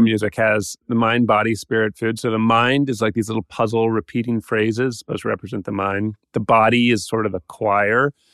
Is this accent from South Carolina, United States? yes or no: no; Atlanta, Georgia, United States; I grew up in Atlanta